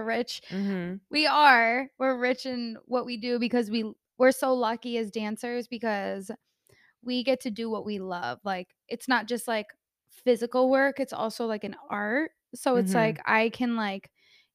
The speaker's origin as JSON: {"language": "English", "town": "New York City", "region": "New York", "country": "United States", "said": "we're from New York."}